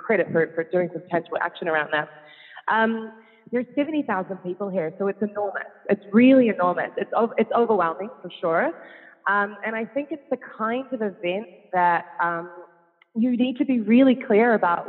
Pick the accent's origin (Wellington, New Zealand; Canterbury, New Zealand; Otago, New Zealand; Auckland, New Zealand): Auckland, New Zealand; moved away as an adult; now in Netherlands; I'm a Kiwi. So I'm originally from New Zealand.